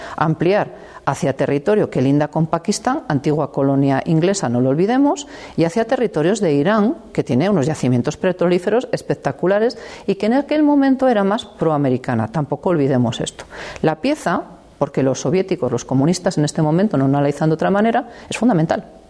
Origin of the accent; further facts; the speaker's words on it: La Bañeza, Castile and León, Spain; de mi pueblo que es la Bañeza